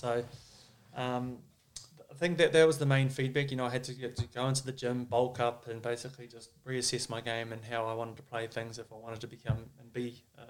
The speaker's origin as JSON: {"language": "English", "region": "South Island", "country": "New Zealand", "tie": "born or raised there", "said": "obviously being a Māori boy, growing up in the South Island, we never really got exposed to a lot of Māori culture"}